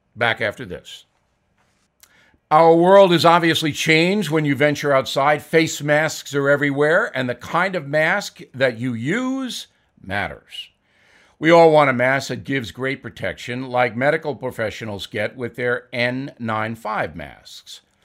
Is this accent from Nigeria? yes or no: no; United States; as an American